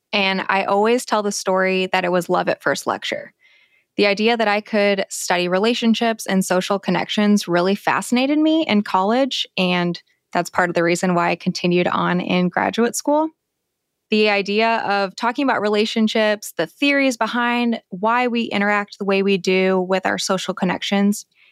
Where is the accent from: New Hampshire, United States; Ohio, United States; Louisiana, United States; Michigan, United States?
Ohio, United States; moved away as an adult; also born or lived in California / Arizona; I am originally from Ohio